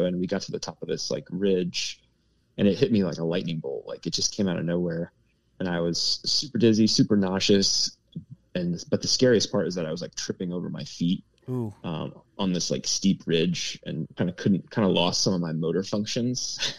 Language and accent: English; Pennsylvania, United States; I'm from Pennsylvania. Yeah. I live at 700 feet above sea level.